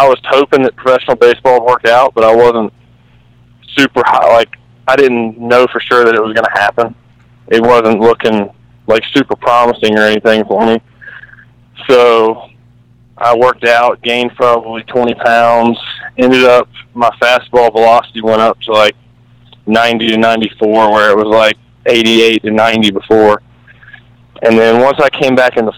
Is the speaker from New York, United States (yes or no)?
no; North Carolina, United States; I'm from North Carolina